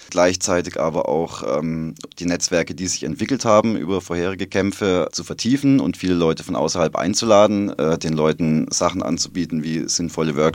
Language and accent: German; Fribourg, Switzerland; Äh, ich komme aus Freiburg, das andere Freiburger. Und da habe ich mir gedacht, ich mache mal Freiburg-Freiburg.